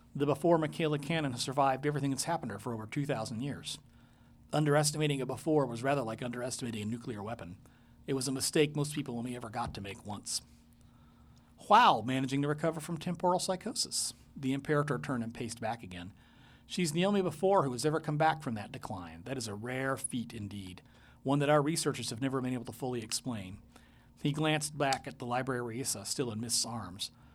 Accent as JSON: {"language": "English", "country": "Taiwan", "tie": "born or raised there", "moved": "yes", "lives_now": "Portland, United States", "said": "I was born in Taiwan. It's been all in my childhood there."}